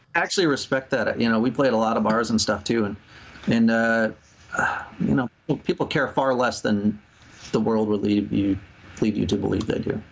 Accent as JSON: {"language": "English", "town": "Rochester", "region": "Minnesota", "country": "United States", "said": "we're from Rochester, Minnesota"}